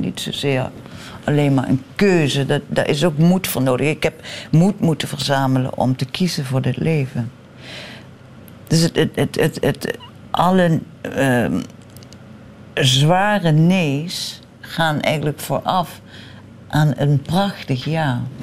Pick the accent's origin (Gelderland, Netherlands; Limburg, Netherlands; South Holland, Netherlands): Limburg, Netherlands; Central; moved away as an adult; Ik ben geboren in Limburg, midden-Limburg